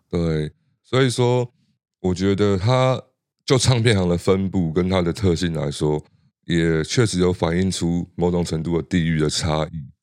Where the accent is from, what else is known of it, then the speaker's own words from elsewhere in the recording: Hualien, Hualien County, Taiwan; moved away; 回到花莲，就我们，我故乡那边